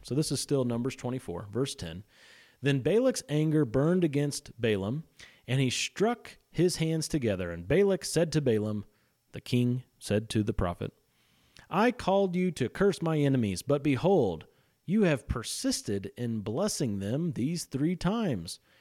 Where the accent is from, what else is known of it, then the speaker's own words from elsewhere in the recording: Missouri, United States; I'm from Missouri